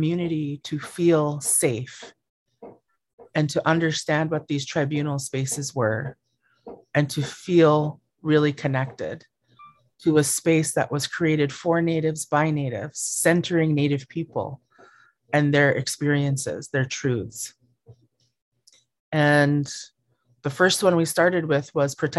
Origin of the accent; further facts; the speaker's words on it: Southeast Alaska, United States; I come from Qihkwan in the heart of Tlingit Ani in Southeast Alaska